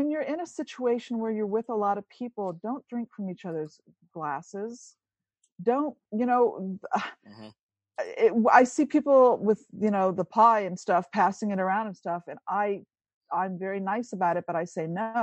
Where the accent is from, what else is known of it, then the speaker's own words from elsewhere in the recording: Italy; moved away; I grew up in Italy